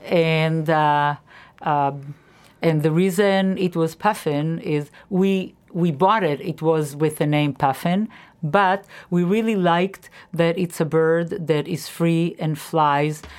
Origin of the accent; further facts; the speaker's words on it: Israel; moved away; I grew up in Israel, and I went to a public school in Israel